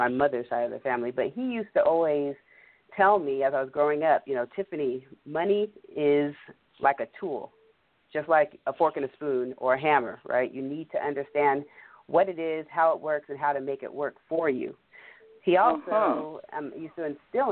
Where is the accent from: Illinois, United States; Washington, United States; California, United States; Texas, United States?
Washington, United States; we grew up here in Washington State, away from the core of both my mother and father's side, which were largely based there in the East Coast and the DMV area